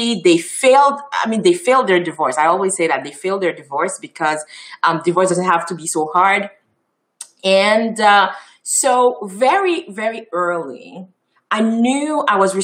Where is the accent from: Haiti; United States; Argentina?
Haiti; first language Haitian Creole; English is a second language; moved away as an adult; now in Montreal, Canada; I was born and raised in Haiti. So I'm a product of Haiti.